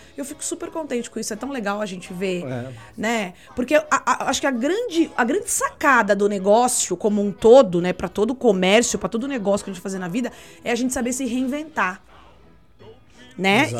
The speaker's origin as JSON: {"language": "Portuguese", "country": "Brazil", "said": "a gente é brasileiro"}